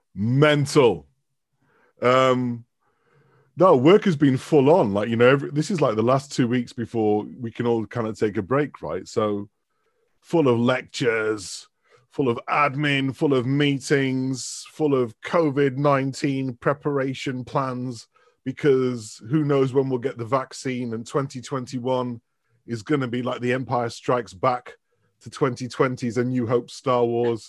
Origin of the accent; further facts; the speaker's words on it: Manchester, North West England, United Kingdom; moved away as an adult; also born or lived in Dundee; I was born in Manchester. So I've, I've, like, lived in Manchester till the age of eighteen, and then I went to university